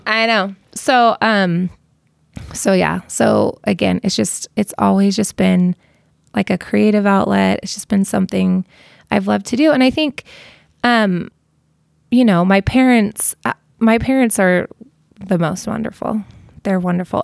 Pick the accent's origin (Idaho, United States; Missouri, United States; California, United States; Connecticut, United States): California, United States; Costa Mesa; also born or lived in Inglewood; now in Utah, United States; I grew up in Costa Mesa